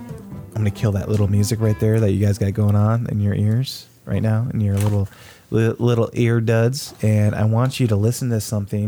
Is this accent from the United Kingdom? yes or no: no; Australia; We are from Australia. You guys have to enjoy our beaches, okay?